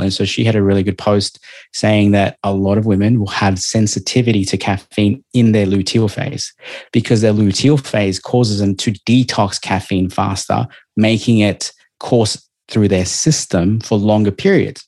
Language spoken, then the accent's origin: English; Melbourne, Victoria, Australia; now in Gold Coast, Australia; I'm from Melbourne